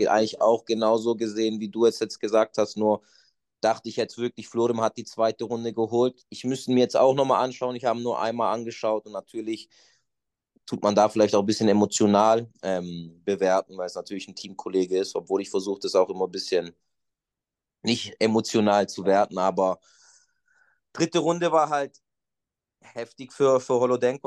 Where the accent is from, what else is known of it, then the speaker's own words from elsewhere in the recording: Stuttgart, Baden-Württemberg, Germany; also born or lived in Portugal; ich bin hier in Deutschland geboren und bin bis ich acht Jahre alt war, eigentlich auch hier in Deutschland groß geworden, im Schwabenländle, nee, Stuttgart